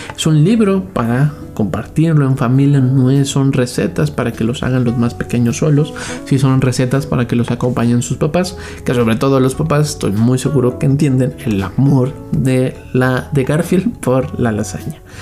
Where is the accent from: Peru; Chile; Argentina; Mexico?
Mexico; mexicanos como nosotros